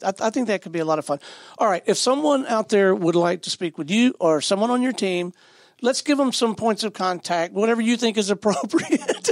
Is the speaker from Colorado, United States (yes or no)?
no; Pensacola, Florida, United States; I'm from Pensacola, Florida